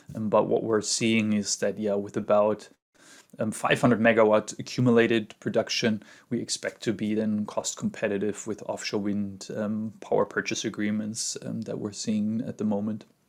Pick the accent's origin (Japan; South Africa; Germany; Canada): Germany; Munich, Bavaria; moved away as an adult; now in California, United States; growing up in the Alps